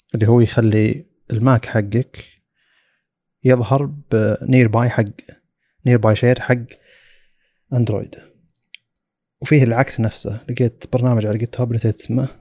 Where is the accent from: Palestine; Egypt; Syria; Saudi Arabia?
Saudi Arabia; عندنا في السعودية